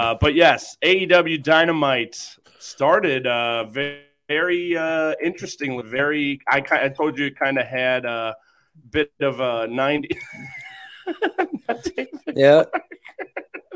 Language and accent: English; Cincinnati, Ohio, United States; I'm from the Cincy area